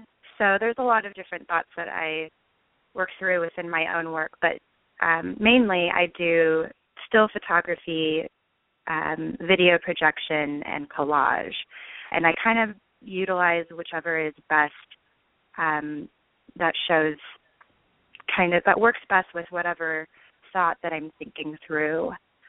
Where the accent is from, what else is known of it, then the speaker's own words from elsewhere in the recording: Long Beach, California, United States; So I grew up in Long Beach, California, which is a very creative city in my eyes